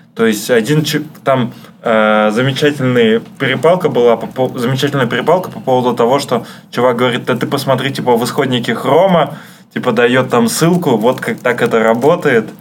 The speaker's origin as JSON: {"language": "Russian", "region": "Saint Petersburg", "country": "Russia", "said": "я из Питера, у нас парадная"}